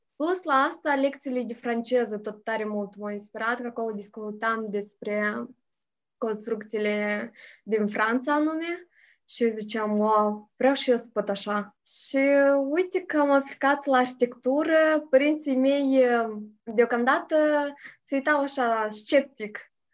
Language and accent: Romanian; Hârtopul Mare, Criuleni District, Moldova; moved away as an adult; now in Chișinău, Moldova; Sunt din Hârtopul Mare, raionul Criuleni și am făcut uh, studiile în Hârtopul Mic